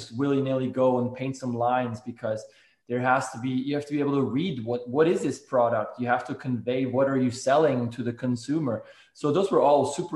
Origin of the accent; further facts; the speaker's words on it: Switzerland; now in Seattle, United States; growing up in Switzerland